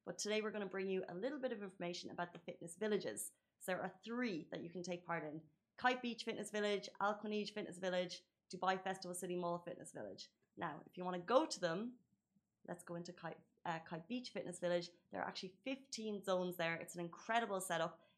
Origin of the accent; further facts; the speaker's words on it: United Kingdom; I'm British and I know that some of the worst people to trust with the cars are the Brits.